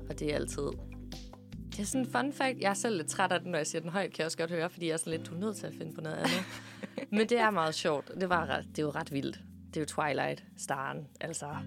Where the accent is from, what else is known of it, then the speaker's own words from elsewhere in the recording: Herringløse, Zealand, Denmark; jeg fra en lille by, der hedder Herringløs, øh, som ligger i Roskilde